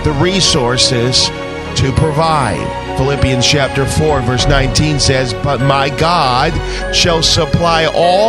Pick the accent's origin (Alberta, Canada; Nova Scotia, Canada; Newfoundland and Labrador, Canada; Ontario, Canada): Nova Scotia, Canada; grew up in Nova Scotia in a small country church